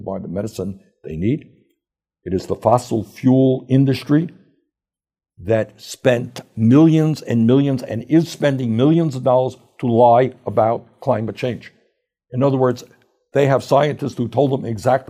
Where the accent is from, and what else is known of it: New York City, New York, United States; accent: Brooklyn